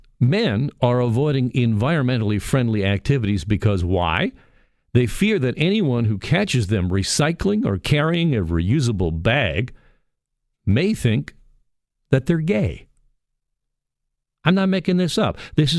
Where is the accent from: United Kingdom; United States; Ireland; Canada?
Canada; Burlington, Ontario; And my hometown of Burlington, Ontario, is this year's winning city